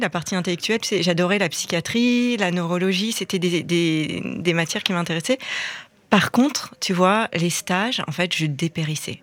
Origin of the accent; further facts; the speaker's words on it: Reims, Grand Est, France; moved away as an adult; moi je suis de Reims en France, de quitter la ville dans laquelle j'avais grandi